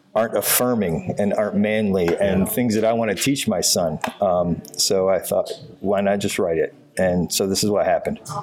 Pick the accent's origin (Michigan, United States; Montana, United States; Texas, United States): Michigan, United States; Northern; all of the things that my dad taught me growing up in Northern Michigan